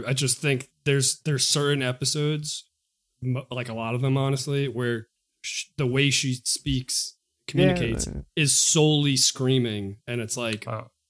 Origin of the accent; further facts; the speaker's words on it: New York, United States; Maybe it's because I'm from New York and like